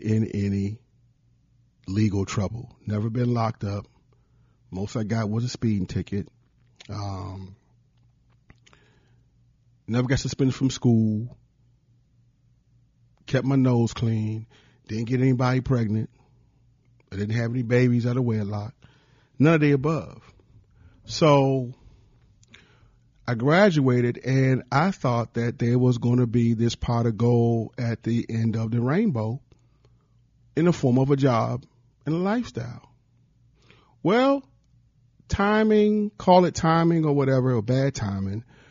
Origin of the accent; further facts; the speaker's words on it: Prince George's County, Maryland, United States; also born or lived in Washington, D.C. / Columbia, South Carolina; I was born in Washington, D.C. and raised in the Washington, D.C. area all my life. Moved to the suburbs at the age of two to Prince George's County, Maryland